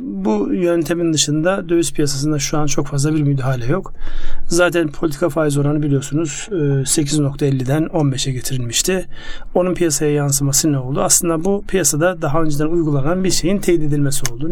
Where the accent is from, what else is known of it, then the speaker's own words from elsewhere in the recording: Ardahan, Turkey; moved away; kendi memleketimde benim Ardahan'da